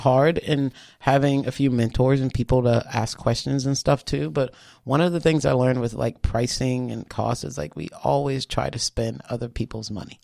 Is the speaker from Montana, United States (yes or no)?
no; Charleston, South Carolina, United States; born or raised there